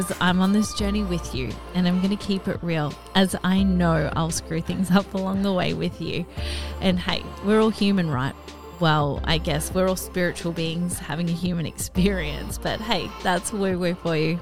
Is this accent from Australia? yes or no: yes; Australia; growing up in Australia, it's a really big drinking culture here